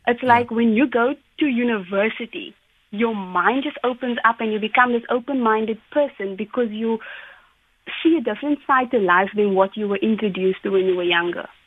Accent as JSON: {"language": "English", "town": "Cape Town", "region": "Western Cape", "country": "South Africa", "said": "I am from Tafelsig"}